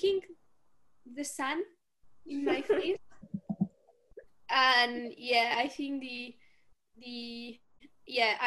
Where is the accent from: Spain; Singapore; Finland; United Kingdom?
Spain; English is a second language; now in Normandy, France; I'm from Spain